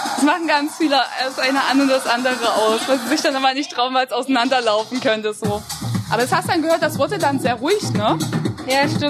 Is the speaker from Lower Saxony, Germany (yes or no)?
no; countryside around Jena, Thuringia, Germany; now in Jena, Germany; Ich bin in Jena geboren, aber hier im, auf dem Land groß geworden, in der Umgebung